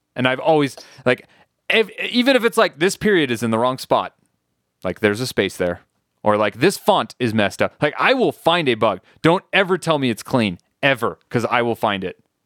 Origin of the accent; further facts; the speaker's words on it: United States; also born or lived in France; I'm just an American idiot